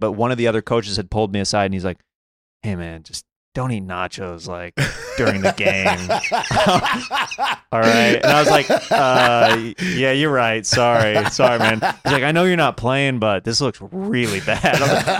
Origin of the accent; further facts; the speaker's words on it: Kansas, United States; See, I'm from Kansas, so this is blowing my mind.